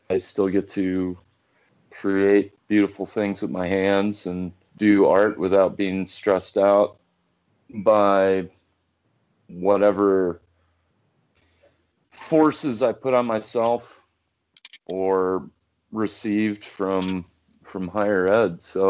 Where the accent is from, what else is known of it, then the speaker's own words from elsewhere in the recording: Perrysburg, Ohio, United States; moved away as an adult; now in Nashville, United States; I grew up mostly in Northwest Ohio, around the Toledo area, Perrysburg, Ohio